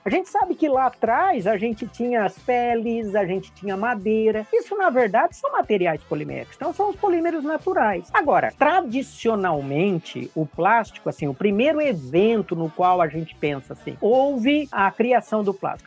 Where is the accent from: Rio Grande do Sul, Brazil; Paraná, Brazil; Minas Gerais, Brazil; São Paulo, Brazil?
São Paulo, Brazil; Bauru; also born or lived in Andradina; eu nasci em Andradina e depois, mais ou menos, por volta de 10 anos, é, meu pai foi transferido para Bauru. Aí eu vivi grande parte, né, até 18 anos, 19 anos em Bauru